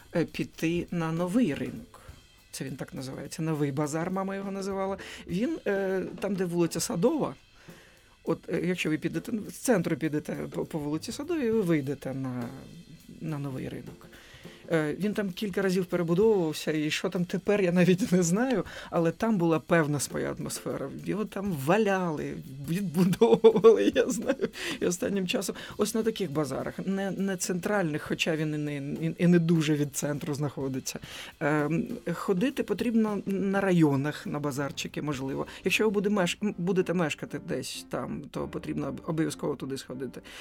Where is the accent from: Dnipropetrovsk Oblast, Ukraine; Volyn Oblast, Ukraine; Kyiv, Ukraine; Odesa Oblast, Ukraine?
Odesa Oblast, Ukraine; Odesa; moved away; як для мешканця Одеси, який зростав в Одесі